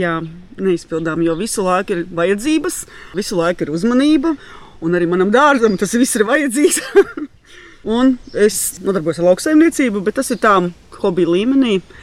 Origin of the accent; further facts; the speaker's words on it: Saldus, Kurzeme, Latvia; moved away as an adult; also born or lived in Priekuļi; now in Bauska, Latvia; Es esmu no Saules patiesībā